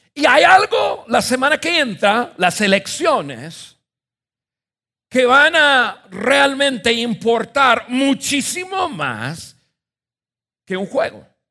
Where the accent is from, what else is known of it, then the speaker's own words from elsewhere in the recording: United States; moved away as an adult; now in Mexico; yo nací en Estados Unidos